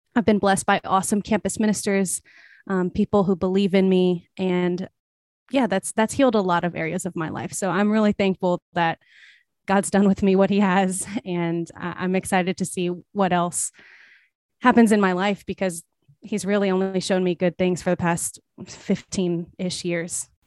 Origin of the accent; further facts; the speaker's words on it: South Louisiana, United States; moved away as an adult; now in Los Angeles, United States; I am from South Louisiana, but I was actually born in Los Angeles and I now live here. Um, so I came back to, to some degree, came back home, even though I was raised most of my life in Southern Louisiana.